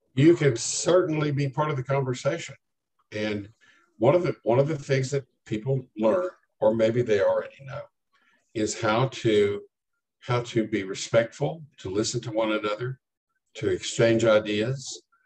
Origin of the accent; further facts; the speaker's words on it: Lubbock, Texas, United States; moved away as an adult; now in Denton County, United States; I grew up in Lubbock